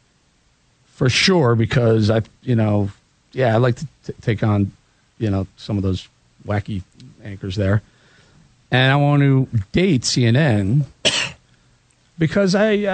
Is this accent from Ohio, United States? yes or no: no; Chicago, Illinois, United States; I grew up in Chicago